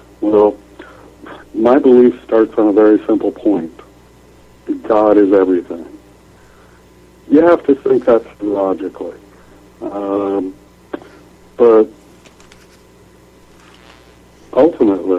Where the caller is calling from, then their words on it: England, United Kingdom; I am calling from England